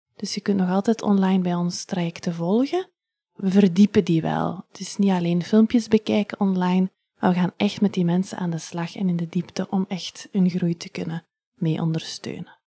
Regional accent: Ghent, Flanders, Belgium; also born or lived in Leuven; now in Hoegaarden, Belgium; ik ben van Gent

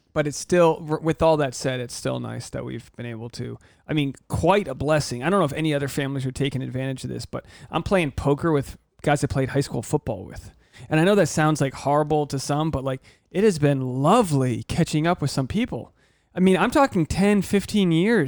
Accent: United States; as an American

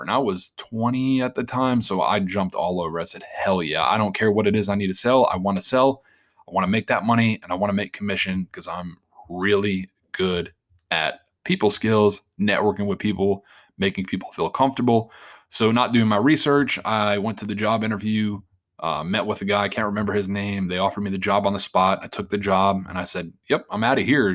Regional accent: Long Island, New York, United States; born and raised in Long Island, New York

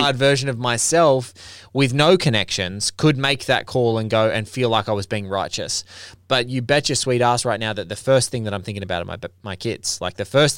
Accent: Australia; I'm Australian and like I look at our country

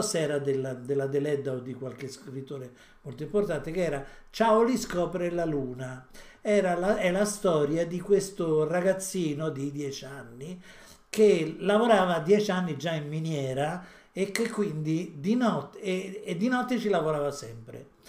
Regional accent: Italy; siamo nati in Italia

